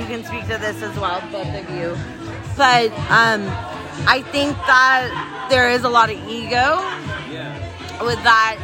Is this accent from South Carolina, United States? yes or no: no; San Francisco, California, United States; street skating growing up in San Francisco, the Bay Area